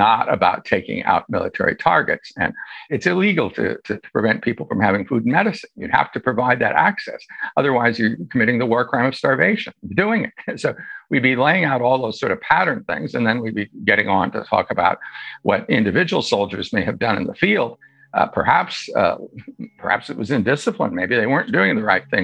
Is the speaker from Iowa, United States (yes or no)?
yes; Iowa, United States; United States attorney in my home state of Iowa for 8 years